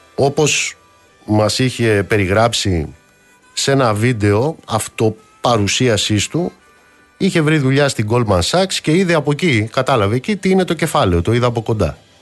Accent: Amaliada, Western Greece, Greece; moved away; στην πατρίδα μου κάτω στην Αμαλιάδα

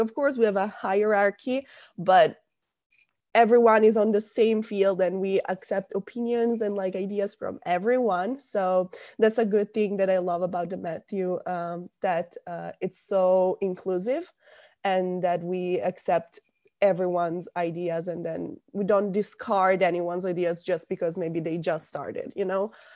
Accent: small town near Milan, Lombardy, Italy; moved away as an adult; now in Rome, Italy; I'm from a very small town in North Italy. It's about half an hour away from Milan

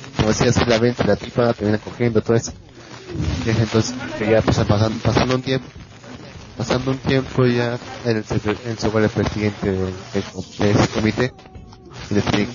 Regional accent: Peru

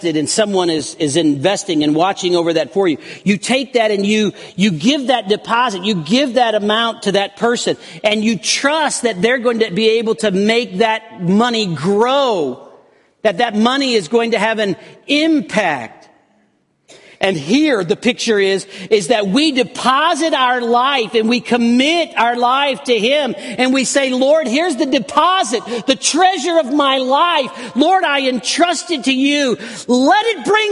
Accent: United States

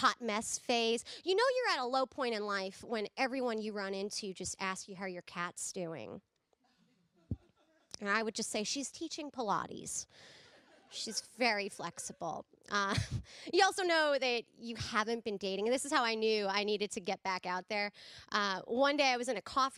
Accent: California, United States; I'm from California

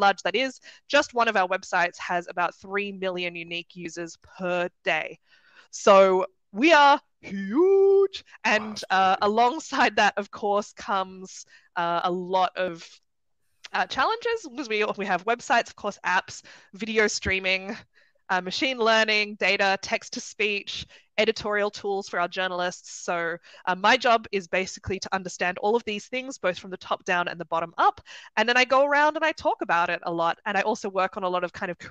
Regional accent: Sydney, New South Wales, Australia; moved away as an adult; now in Germany; I'm from Sydney originally, you might be able to tell from the accent.

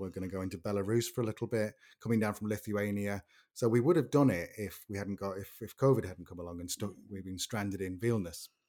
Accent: Manchester, North West England, United Kingdom; because we're from Manchester. And so we love Mancunians and Manchester, whereas London for us is a bit scary, us northerners.

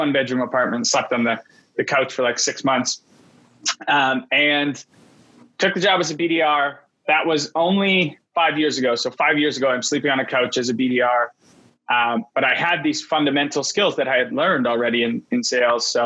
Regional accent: Vancouver, British Columbia, Canada; tech was booming in Vancouver, where I'm from. I'm Canadian.

